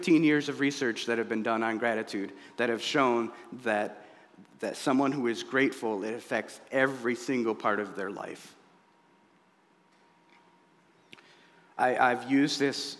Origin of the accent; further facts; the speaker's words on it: United States; I was born here in the United States and not Somalia